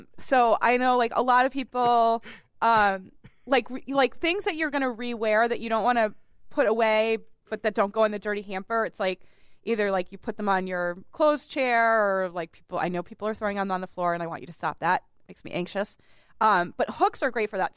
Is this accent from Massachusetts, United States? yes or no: yes; Boston, Massachusetts, United States; I grew up on the Charles